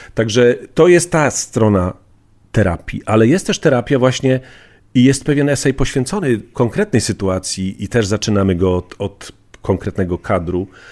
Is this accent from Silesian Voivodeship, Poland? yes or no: yes; Bielsko-Biała, Silesian Voivodeship, Poland; Z mojej wsi Komorowice do miasta Bielska Białej wsiadałem do, do niebieskiego PKS-u